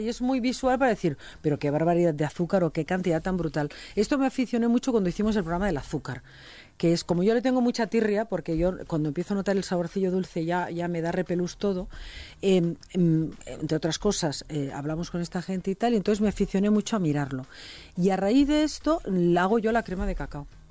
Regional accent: Catalonia, Spain; en Cataluña hacemos paella no tan buena como la valenciana, pero también se nos pone Socarrat.

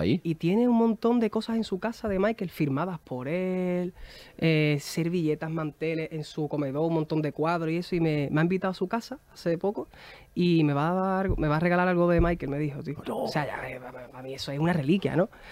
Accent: San Fernando, Andalusia, Spain; nosotros hacíamos cuando éramos pequeños en San Fernando, en Cádiz

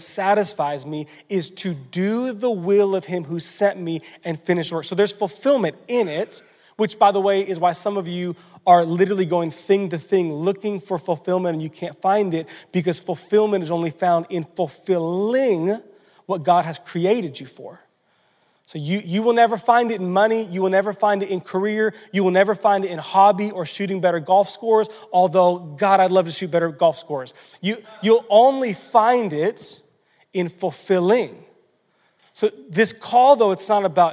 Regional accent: United States; we were raised in American culture

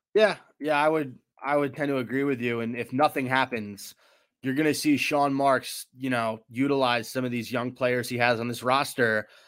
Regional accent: River Edge, New Jersey, United States; I grew up in River Edge, New Jersey

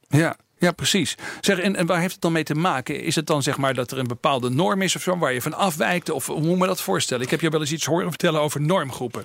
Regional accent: East Groningen, Netherlands; moved away as an adult; also born or lived in Amsterdam; Ik kom zelf uit Oost-Groningen.

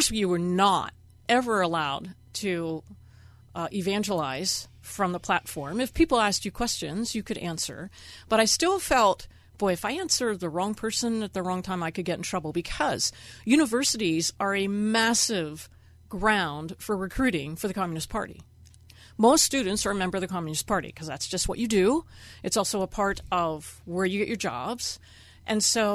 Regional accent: Pittsburgh, Pennsylvania, United States; moved away as an adult; also born or lived in China; from Pittsburgh

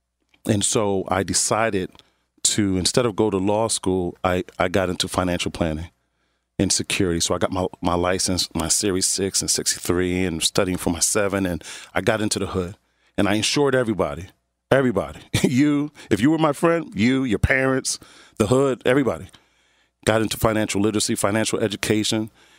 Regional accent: Philadelphia, Pennsylvania, United States; I tell them my story about starting off in North Philadelphia, going to Bethune, you know, the grade school, right? Around Allegheny

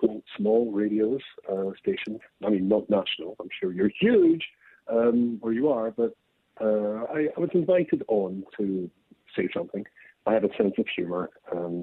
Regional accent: Scotland, United Kingdom; accent: Scottish; I'm Scottish

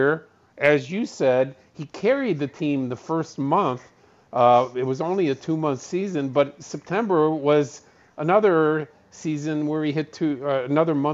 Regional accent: Chicago, Illinois, United States; I feel very fortunate to be born and raised in Chicago

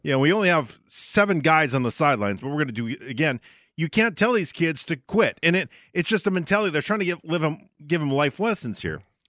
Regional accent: Barnesville, Minnesota, United States; born or raised there; moved away

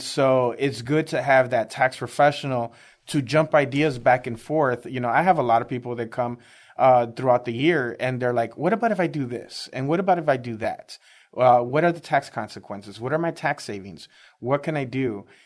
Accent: Chicago, Illinois, United States; moved away as an adult; now in Texas, United States; I'm originally from Chicago, uh, inner city Chicago, uh, born and raised

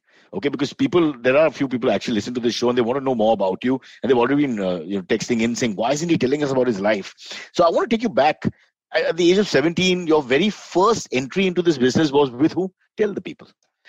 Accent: Mumbai, Maharashtra, India; I've grown up with a lot of South Indian friends, Mumbai being cosmopolitan.

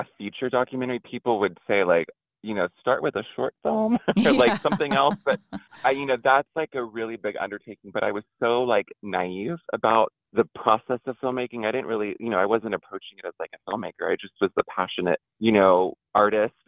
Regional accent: Houston, Texas, United States; growing up in Houston

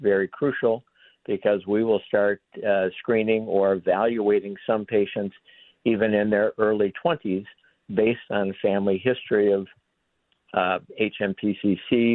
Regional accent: Minneapolis, Minnesota, United States; also born or lived in St. Louis, Missouri / Cincinnati, Ohio / Rochester, Minnesota; I was born in St. Louis, Denny, but spent most of my formative years here in the Twin Cities

